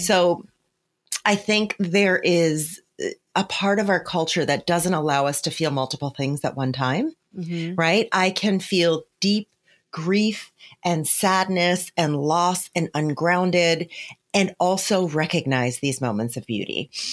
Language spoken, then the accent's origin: English; New Jersey, United States; I grew up in poverty in New Jersey, not fancy New Jersey where I live today, where we live today, but in, you know, in a different area of New Jersey.